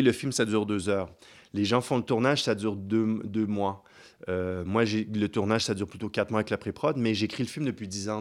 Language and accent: French; Kinshasa, DR Congo; now in Geneva, Switzerland; quand on vient de Kinshasa